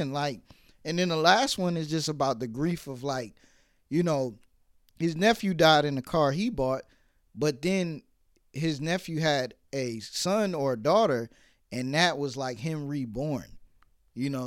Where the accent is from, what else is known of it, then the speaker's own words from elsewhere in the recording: New York City, New York, United States; I was born in Brooklyn.